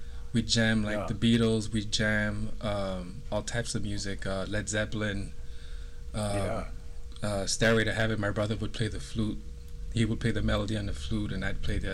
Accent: Montreal, Quebec, Canada; I grew up in Montreal in the... The first part of my youth was in the neighborhood called Côte des Neiges

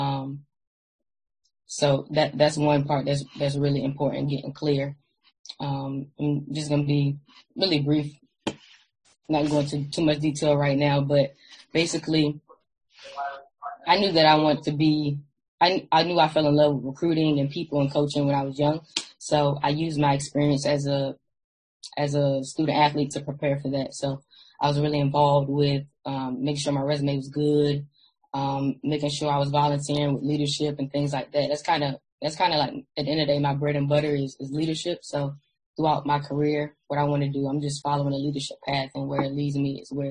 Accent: Virginia Beach, Virginia, United States; I'm from Virginia Beach, Virginia

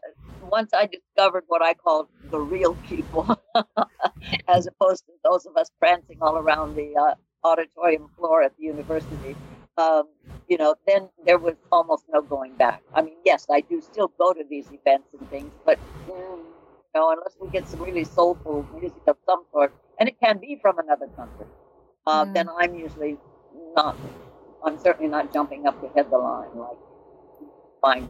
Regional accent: Arizona, United States; I'm from Arizona. Grew up in Arizona

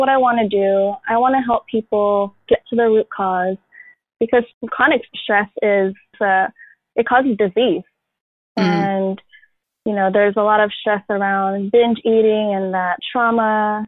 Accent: Philippines; accent: Filipino; I did have a little bit of shame around being Filipino, because I remember vividly when I was in kindergarten, we were reading words off of the chalkboard, and my fob accent came out.

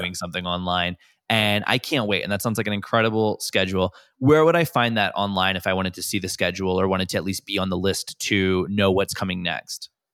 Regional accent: New York City, New York, United States; a lot of New Yorkers

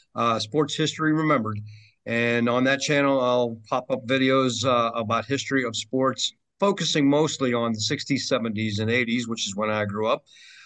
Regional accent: Pittsburgh, Pennsylvania, United States; now in Florida, United States; born and raised in Pittsburgh and now living in Florida, relocated here

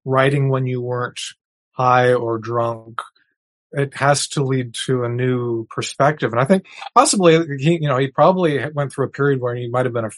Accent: New Brunswick, Canada; I grew up in New Brunswick, which shares a border with Maine.

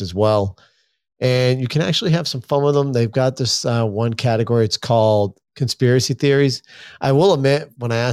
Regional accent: Maine, United States; I'm from Maine

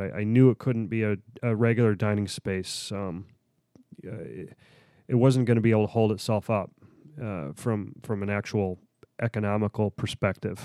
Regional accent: Pittsburgh, Pennsylvania, United States; I'm, I'm from Pittsburgh

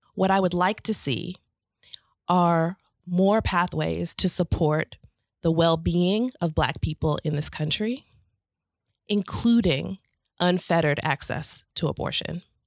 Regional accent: St. Louis, Missouri, United States; moved away as an adult; now in Atlanta, United States; I was raised in Saint Louis, Missouri, and came to Atlanta for college.

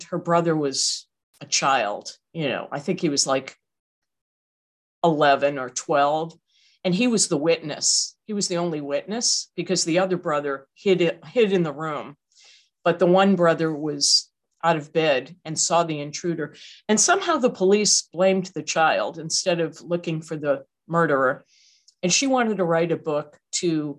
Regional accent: Massachusetts, United States; moved away; I'm from Massachusetts

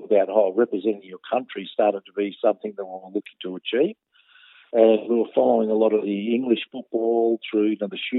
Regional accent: Melbourne, Victoria, Australia; I was born in Melbourne. I was around the Newport, Altona area

